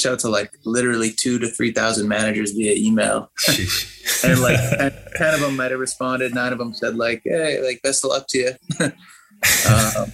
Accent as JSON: {"language": "English", "town": "Sandwich", "region": "Massachusetts", "country": "United States", "tie": "born or raised there", "also_born_or_lived": "Boston, Massachusetts", "said": "I grew up in Boston and my family moved down south of Boston, to this little town called Sandwich"}